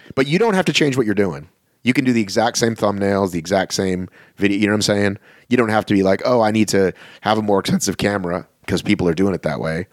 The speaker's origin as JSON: {"language": "English", "town": "Boston", "region": "Massachusetts", "country": "United States", "tie": "born or raised there", "moved": "yes", "lives_now": "Atlanta, United States", "said": "I was born in Boston"}